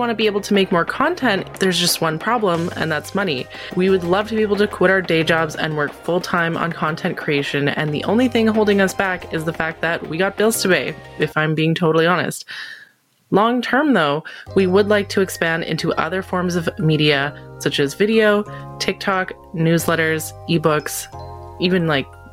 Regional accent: Canada; as a Canadian

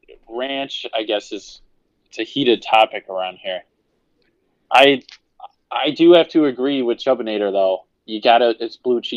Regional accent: Pittsburgh, Pennsylvania, United States; I'm from Pittsburgh.

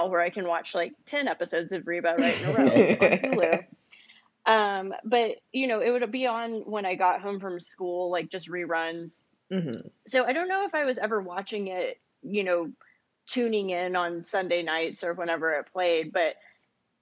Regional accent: Huntsville, Texas, United States; I grew up in East Texas. I grew up in Huntsville.

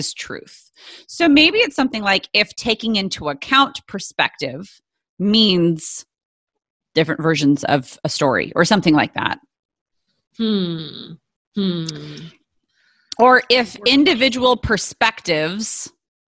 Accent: San Diego, California, United States; Talking about, like, carne asada fries because I'm from San Diego.

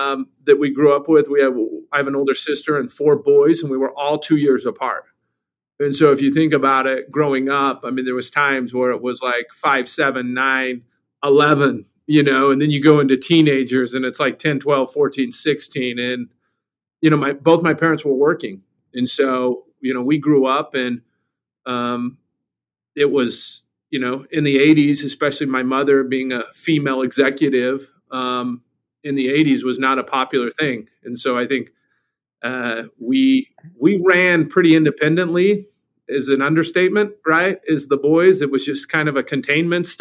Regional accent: Provo, Utah, United States; born or raised there; also born or lived in Eugene, Oregon / Seoul / Mexico City

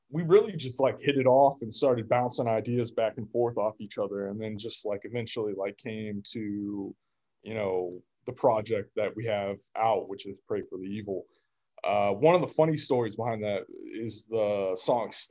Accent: Kansas, United States; also born or lived in Russia / Detroit / Virginia; now in Boston, United States; No, I'm from Kansas.

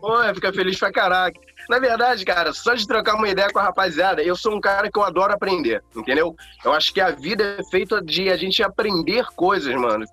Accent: Rio de Janeiro, Brazil; sou do Rio de Janeiro

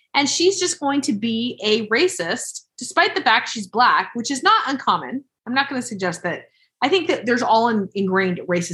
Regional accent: Utah, United States; growing up in Utah, we're just a bunch of ignoramuses in terms of, at least when you're my age or close to it. And all of these ladies are around my age. They're in their late 40s. And when we were growing up, there was hardly any diversity.

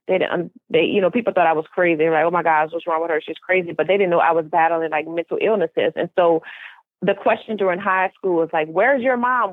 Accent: New Orleans, Louisiana, United States; now in Houston, United States; I am originally from New Orleans, Louisiana, but of course, currently I reside in Houston, Texas.

